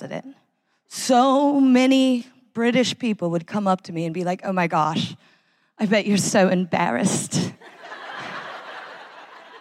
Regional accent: United States; now in United Kingdom; I love being an American, especially an American who lives in Britain

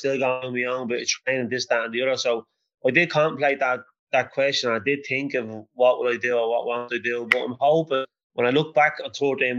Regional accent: Dublin, Leinster, Ireland; I was born in Henrietta Street

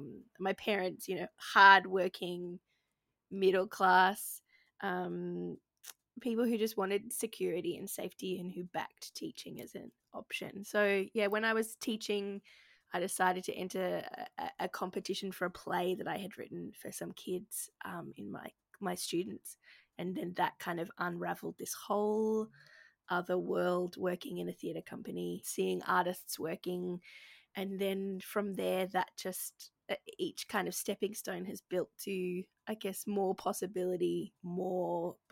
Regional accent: Gold Coast, Queensland, Australia; I grew up on the Gold Coast in Queensland, Australia, and was a chubby kid, asthmatic kid who hated the beach.

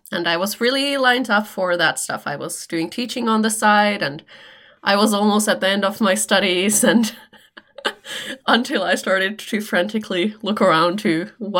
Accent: Helsinki, Uusimaa, Finland; English is a second language; from Finland. I live in Helsinki, Finland

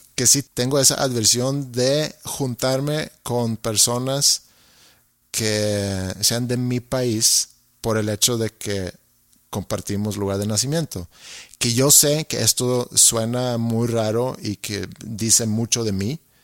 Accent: Sweden; now in Monterrey, Mexico; soy tu vecino, soy sueco

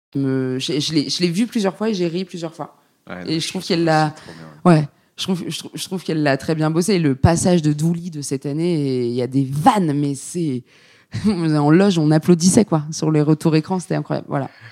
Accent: Paris, Île-de-France, France; non seulement je suis française, mais en plus je suis parisienne.

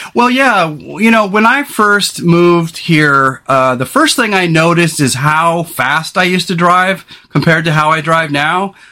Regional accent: California, United States; moved away as an adult; now in Oregon, United States; we grew up in California and seven years ago we moved here.

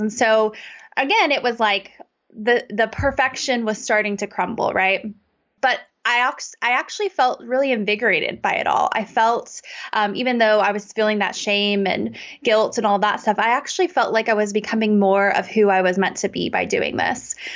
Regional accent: United States; I grew up in America in a really great suburb

